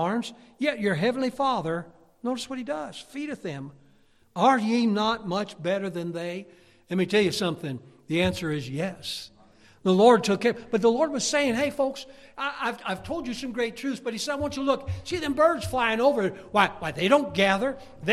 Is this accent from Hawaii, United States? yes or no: no; Pennsylvania, United States; we're from Pennsylvania. It's the mountains